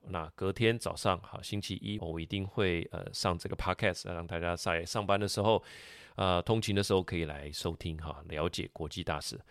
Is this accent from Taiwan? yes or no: yes; Taiwan; 我的家乡台湾